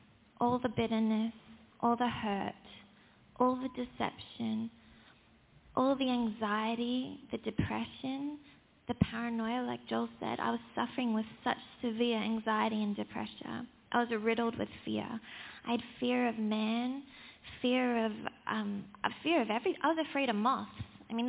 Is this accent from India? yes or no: no; South Africa; but I was born into a South African family. I thought it was the same thing. I'm South African because my parents are.